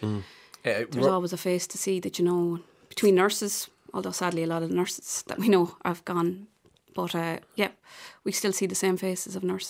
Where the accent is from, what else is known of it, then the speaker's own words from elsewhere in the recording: Athy, Leinster, Ireland; my hometown of Athy